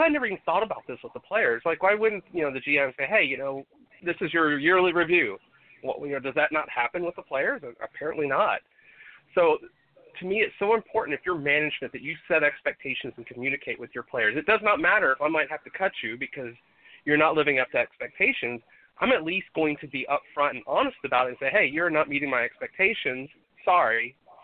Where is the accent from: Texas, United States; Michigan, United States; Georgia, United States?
Texas, United States; growing up in Texas, I've seen plenty of that kind of crap in my life